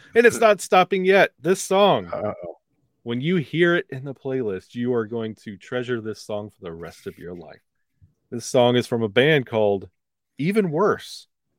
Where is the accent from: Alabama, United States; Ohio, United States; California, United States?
Alabama, United States; growing up in Alabama, not having professional hockey or minor league hockey.